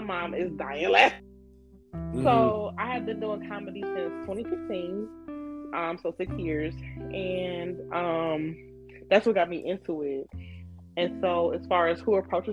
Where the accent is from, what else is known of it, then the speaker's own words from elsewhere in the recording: Warrensville Heights, Ohio, United States; also born or lived in Cleveland, Ohio; I'm from Cleveland, Ohio, as I said, and I grew up in Warrensville Heights. I went to Warrensville the whole time